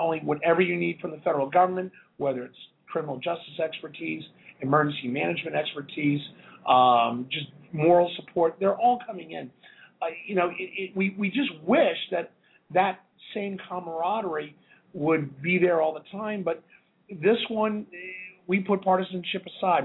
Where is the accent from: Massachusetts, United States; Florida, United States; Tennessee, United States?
Massachusetts, United States; just outside of Boston; I grew up in Boston. I grew up just outside of Boston